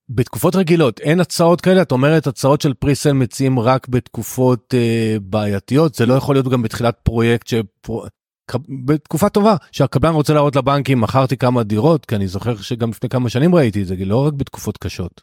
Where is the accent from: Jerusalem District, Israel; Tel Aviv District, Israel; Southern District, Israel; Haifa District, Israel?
Haifa District, Israel; the Krayot; now in Rakefet, Israel; אני יליד הקריות, אני היום גר ליד כרמיאל, ביישוב בשם רקפת